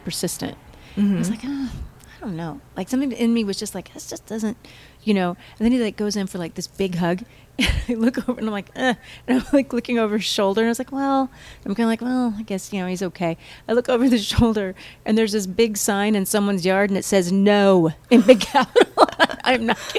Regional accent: Midwest, United States; moved away; also born or lived in St. Louis; growing up in the Midwest

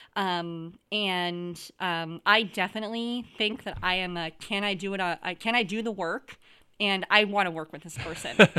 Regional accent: Wisconsin, United States; moved away; I'm originally from Wisconsin

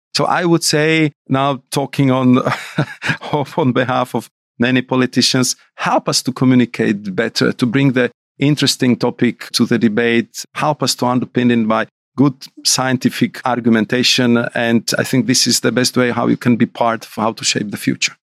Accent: Bratislava, Bratislava Region, Slovakia; I'm from Bratislava, and I was, uh, growing up in suburb, which was like, I would say, two kilometers from the real Iron Curtain

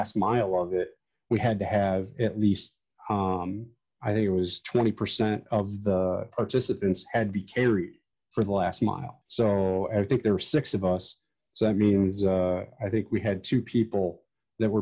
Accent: Ohio, United States; here in my hometown

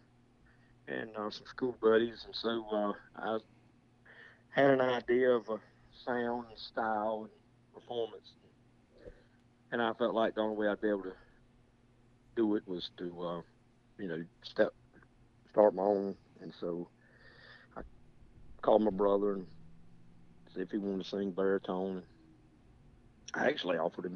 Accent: Bladenboro, North Carolina, United States; I was born and raised in a little town called Bladenboro, North Carolina

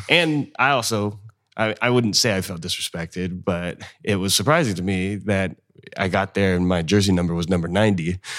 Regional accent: North Highlands, California, United States; moved away as an adult; now in Fresno, United States; I'm originally from North Highlands, so that's, uh, the northern part of Sacramento

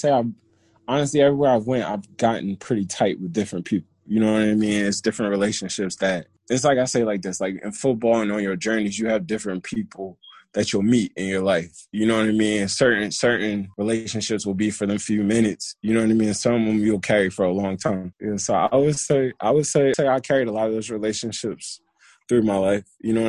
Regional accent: Baltimore, Maryland, United States; I grew up in Maryland. I grew up in Baltimore.

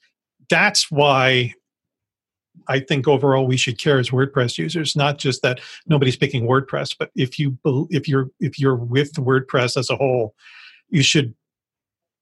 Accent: United States; As an American

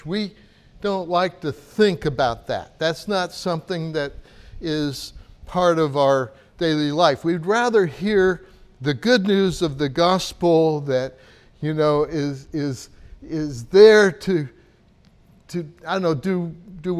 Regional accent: United States; moved away; as an American

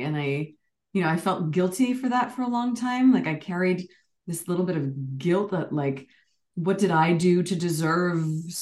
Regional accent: Canada; moved away as an adult; also born or lived in United Kingdom; I was North American, Canadian American, and South Asian

